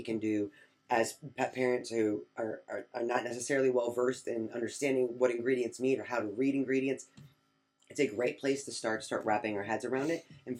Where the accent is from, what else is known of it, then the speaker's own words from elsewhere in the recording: Michigan, United States; I'm from Michigan.